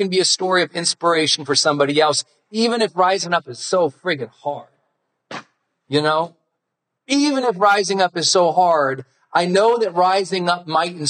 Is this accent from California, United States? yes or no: no; Montana, United States; I'm from Montana.